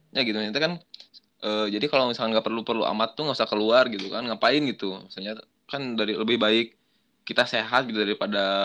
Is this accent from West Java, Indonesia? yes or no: yes; West Java, Indonesia; gue kan orang Sunda